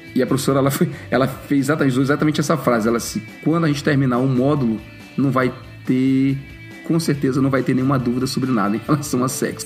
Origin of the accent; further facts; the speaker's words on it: Brazil; a cultura machista que a gente cresceu com ela no, no Brasil